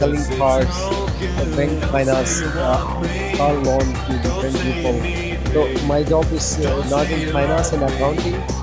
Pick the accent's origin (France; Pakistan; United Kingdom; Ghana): Pakistan; I'm from Pakistan.